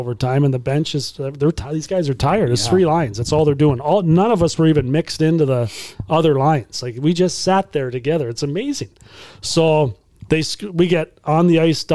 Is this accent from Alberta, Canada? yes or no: no; Brantford, Ontario, Canada; I grew up in Brantford just down the road